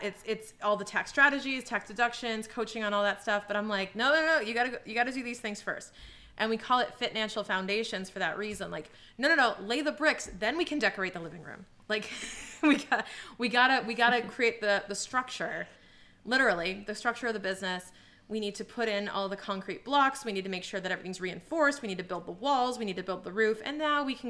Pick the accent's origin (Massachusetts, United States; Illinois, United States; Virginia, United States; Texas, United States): Massachusetts, United States; Boston; as a Bostonian